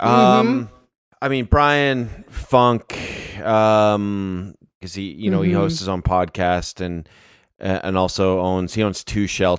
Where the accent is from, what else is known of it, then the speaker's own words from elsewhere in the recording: Canada; being Canadian, there's at least a little bit of a kinship there.